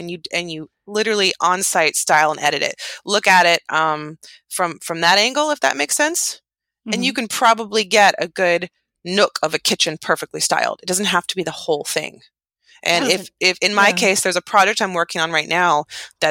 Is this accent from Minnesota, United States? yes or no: no; outside of Yosemite National Park, California, United States; I grew up outside of Yosemite National Park, which is really close